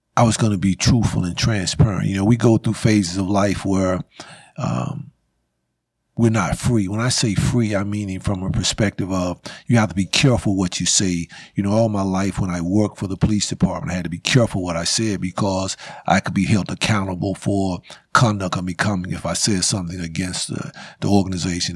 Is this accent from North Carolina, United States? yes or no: yes; Winston-Salem, North Carolina, United States; I grew up in East Winston.